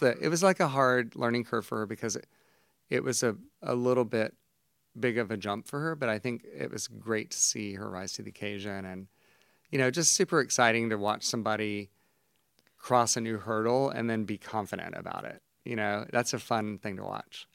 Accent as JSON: {"language": "English", "town": "Savannah", "region": "Georgia", "country": "United States", "tie": "born or raised there", "lives_now": "Atlanta, United States", "said": "I grew up in Savannah, it's a beautiful city"}